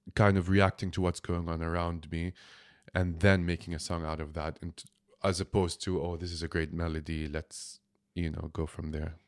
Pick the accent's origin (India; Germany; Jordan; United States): Jordan; I'm from Jordan